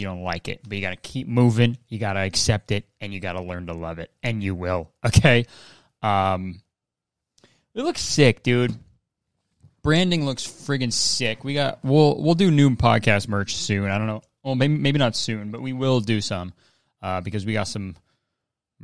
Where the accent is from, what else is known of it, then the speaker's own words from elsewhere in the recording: Hamilton, Ontario, Canada; Hamilton is my hometown. I grew up there